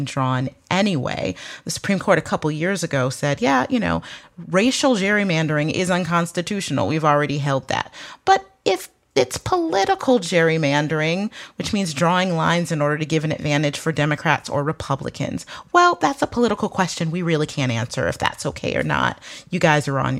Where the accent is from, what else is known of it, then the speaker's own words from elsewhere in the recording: Michigan, United States; my home state of Michigan